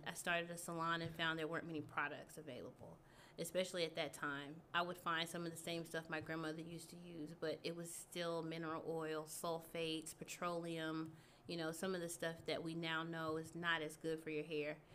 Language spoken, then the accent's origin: English; Texarkana, Texas, United States; moved away as an adult; now in Houston, United States; I'm from East Texas. Okay. I'm from Texarkana